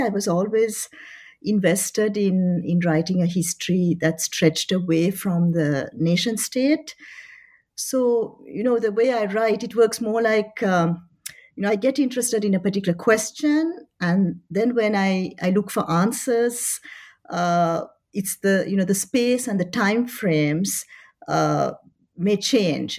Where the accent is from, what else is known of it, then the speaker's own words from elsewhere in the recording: Paris, Île-de-France, France; moved away as an adult; also born or lived in Colombo, Sri Lanka / Oxford; by that time they had moved to, to Paris. Uh, so I studied in Paris. Uh, I was there for twenty-one years